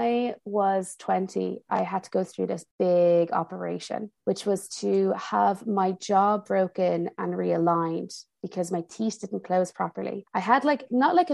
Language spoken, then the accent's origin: English; Ireland; moved away as an adult; also born or lived in United States / Milan, Italy; now in Paris, France; I grew up in Ireland